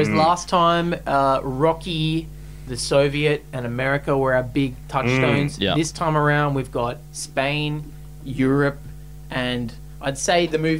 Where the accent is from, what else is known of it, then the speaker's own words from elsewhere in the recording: Australia; we're Australian